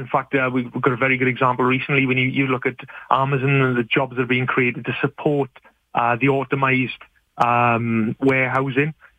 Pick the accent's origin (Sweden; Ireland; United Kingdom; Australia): United Kingdom; moved away as an adult; now in Canada; As you can probably tell from my accent, I'm, I'm a new settler to, to Canada and I'm from the UK